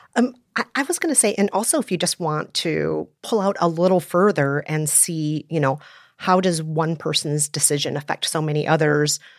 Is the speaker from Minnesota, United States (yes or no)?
yes; Minnesota, United States; also born or lived in South Korea; I was born in Korea, and I was adopted as a baby, raised in Minnesota